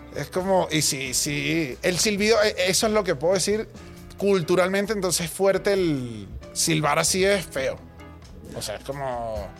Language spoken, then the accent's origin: Spanish; Caracas, Capital District, Venezuela; yo soy de Caracas